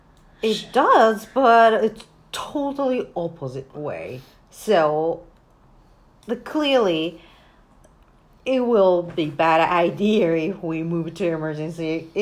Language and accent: English; Japan; I clearly don't know how to shoot because I'm from Japan. And I just got in here.